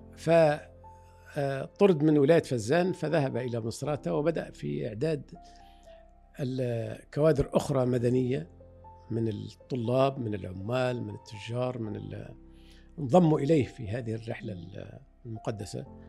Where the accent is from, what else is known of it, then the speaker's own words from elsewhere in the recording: Fezzan, Libya; now in Egypt; وانا ولدت هنا في في مصر بقيت يمكن سنه او اقل من سنه عدنا الى ليبيا